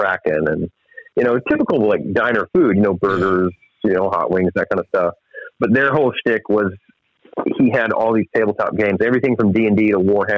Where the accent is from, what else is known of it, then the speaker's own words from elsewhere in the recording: Ocean Springs, Mississippi, United States; right here in my hometown of Ocean Springs